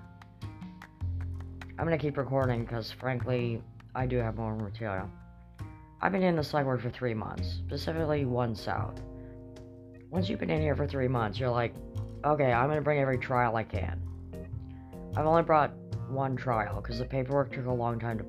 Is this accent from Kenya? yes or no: no; Kamloops, British Columbia, Canada; I'm from Kamloops